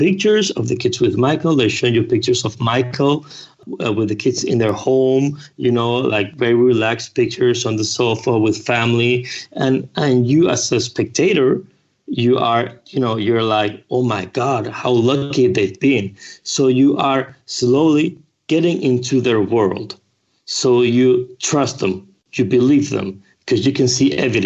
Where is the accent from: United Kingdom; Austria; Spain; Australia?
Spain; English is a second language; I'm from Spain. So sometimes, you know, my English is not perfect